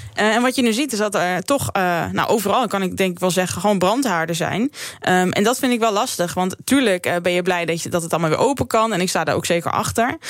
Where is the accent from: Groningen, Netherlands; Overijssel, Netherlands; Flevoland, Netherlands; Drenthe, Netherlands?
Drenthe, Netherlands; moved away; ik kom natuurlijk uit Drenthe